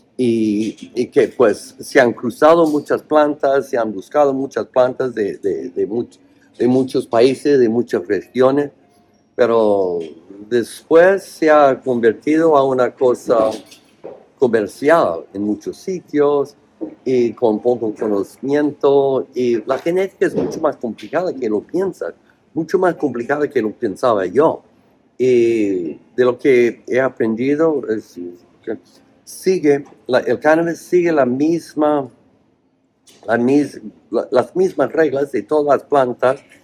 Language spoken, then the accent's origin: Spanish; Oregon, United States; Spanish is a second language; moved away; also born or lived in Spain; nací en Oregón, cerca de Idaho, que es muy oh man, um, muy redneck, cuello rojo, es todo, o sea, conservadores.